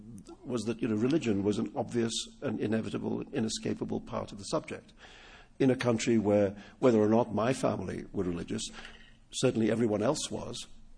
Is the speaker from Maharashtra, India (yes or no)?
yes; Mumbai, Maharashtra, India; first language Urdu; English is a second language; moved away; in Bombay alone, where I grew up, there's Hindi, which is like the national language. There's Urdu, which is my mother tongue. There was Gujarati and Marathi, which were the major regional languages. And there was English, which was the language of education for people like me